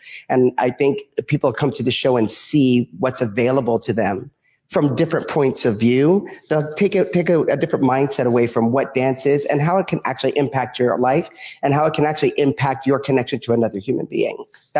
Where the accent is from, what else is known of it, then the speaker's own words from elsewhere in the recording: Kenya; also born or lived in Virginia, United States; now in Los Angeles, United States; I grew up in Kenya. I was born in Kenya and moved to the United States. Went to Virginia